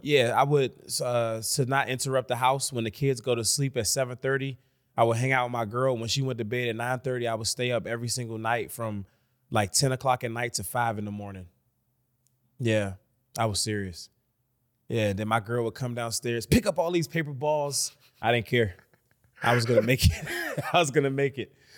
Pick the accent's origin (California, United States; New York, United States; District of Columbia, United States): District of Columbia, United States; Washington; I'm from D C.